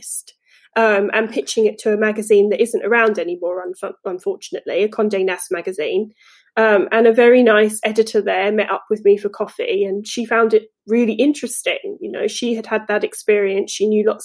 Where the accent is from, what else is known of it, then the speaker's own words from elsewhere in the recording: England, United Kingdom; moved away as an adult; now in United States; I am from England, as you might hear still, but I've lived in the US for 10 years now